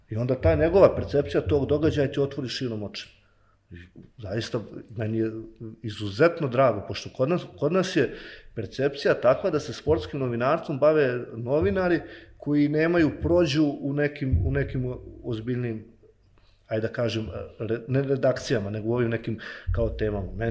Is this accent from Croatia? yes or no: no; Banja Luka, Republika Srpska, Bosnia & Herzegovina; odrastao u Novoj Varoši, odrastao po tim alejama, po tim klupama, na školskim igralištima